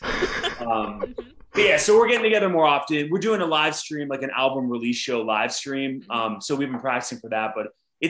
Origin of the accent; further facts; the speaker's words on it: Pittsburgh, Pennsylvania, United States; we're from Pittsburgh, Pennsylvania.